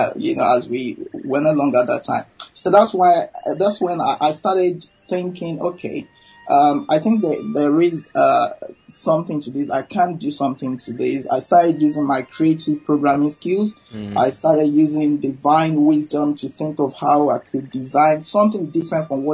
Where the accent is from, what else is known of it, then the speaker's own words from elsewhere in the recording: Nigeria; now in London, United Kingdom; I'm a Nigerian